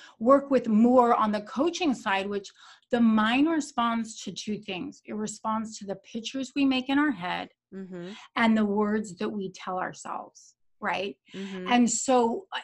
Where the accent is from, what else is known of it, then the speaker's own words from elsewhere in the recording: Naples, Florida, United States; also born or lived in Boca Raton, Florida; I'm from Naples, Florida